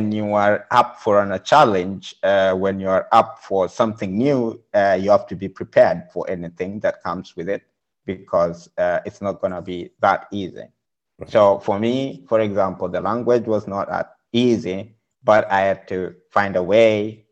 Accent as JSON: {"language": "English", "country": "Kenya", "also_born_or_lived": "Budapest, Hungary", "moved": "as an adult", "lives_now": "Berlin, Germany", "said": "I'm coming from Kenya."}